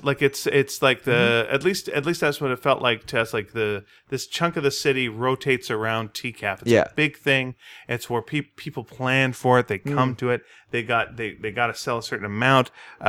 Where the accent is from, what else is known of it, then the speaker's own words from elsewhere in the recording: Montreal, Quebec, Canada; moved away; I would love to go to Montreal and do a signing because that's my hometown.